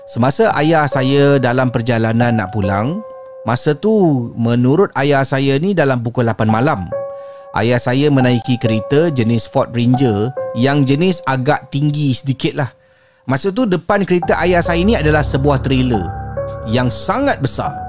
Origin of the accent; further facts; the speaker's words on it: Johor, Malaysia; Saya berasal dari Johor